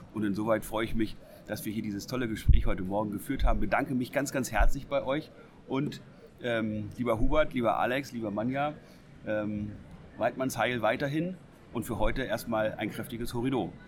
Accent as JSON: {"language": "German", "region": "Lower Saxony", "country": "Germany", "said": "wir ja aus Niedersachsen kommen"}